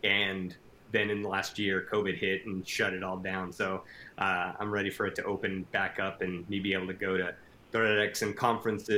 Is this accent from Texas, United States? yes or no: yes; El Paso, Texas, United States; now in Lubbock, United States; I'm originally from El Paso, which is the very far tip of Texas.